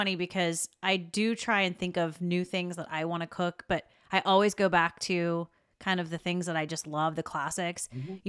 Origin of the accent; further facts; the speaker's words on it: the South, United States; accent: southern; So, my southern accent's gonna come out.